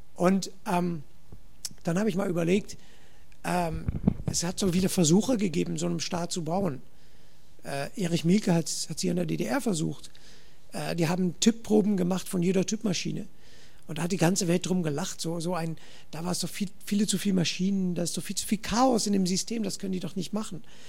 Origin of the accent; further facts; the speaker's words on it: Netherlands; German is a second language; ich komme aus Holland